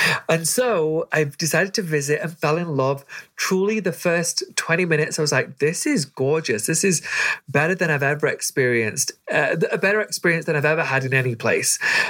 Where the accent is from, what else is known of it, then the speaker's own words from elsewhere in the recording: Doncaster, Yorkshire and the Humber, United Kingdom; moved away as an adult; now in United States; Yeah, I'm from Doncaster, which is in the north of England. Our closest like big city is Manchester.